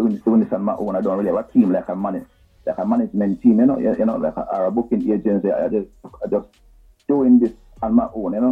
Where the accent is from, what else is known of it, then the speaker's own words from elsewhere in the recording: Saint Mary Parish, Jamaica; moved away as an adult; now in Kingston, Jamaica; I grew up in St. Mary, you know, went to what the primary school